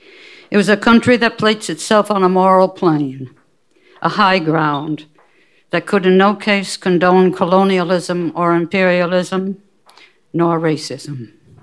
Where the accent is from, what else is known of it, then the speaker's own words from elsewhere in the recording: United States; moved away; also born or lived in Algiers, Algeria; Since I identified with them as an American